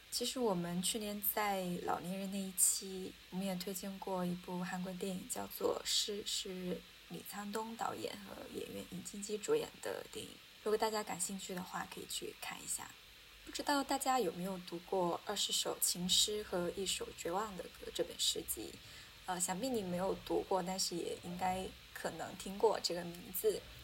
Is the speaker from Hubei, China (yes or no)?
no; Hunan, China; 作为一个湖南人